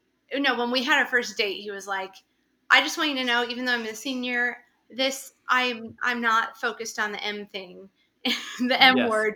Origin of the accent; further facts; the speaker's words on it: Columbus, Ohio, United States; moved away as an adult; also born or lived in Turkey; now in Kansas, United States; I grew up in Columbus, Ohio, and I went to a pretty traditional evangelical non-denominational church.